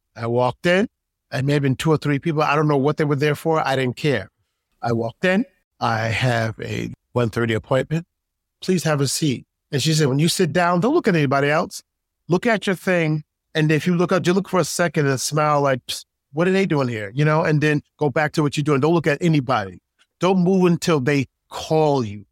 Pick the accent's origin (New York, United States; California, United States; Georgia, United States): New York, United States; New York City; also born or lived in Utica, New York; growing up in New York, uh, grew up in Queens. I really actually grew up in upstate New York, not far from Syracuse